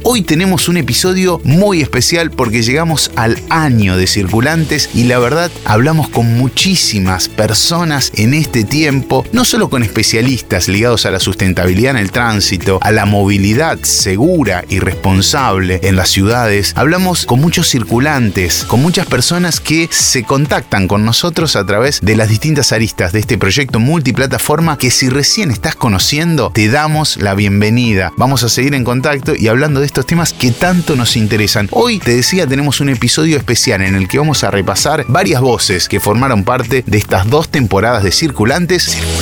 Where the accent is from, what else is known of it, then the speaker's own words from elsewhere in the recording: Argentina; somos los argentinos